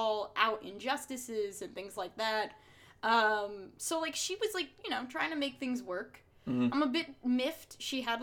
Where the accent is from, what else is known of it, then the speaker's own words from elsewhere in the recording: New Jersey, United States; accent: Jersey; I don't have, like, a thick Jersey accent, but, like, I feel like if you hear me, you know I'm from Jersey